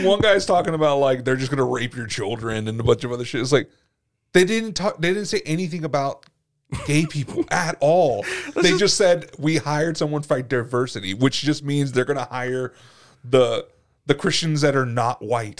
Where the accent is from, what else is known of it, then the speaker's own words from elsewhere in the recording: United States; We're American.